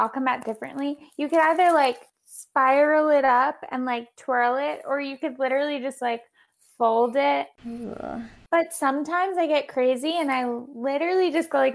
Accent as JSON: {"language": "English", "area": "Long Island", "region": "New York", "country": "United States", "tie": "born or raised there", "moved": "as an adult", "lives_now": "New York City, United States", "said": "I'm from Long Island. I started dancing when I was 3"}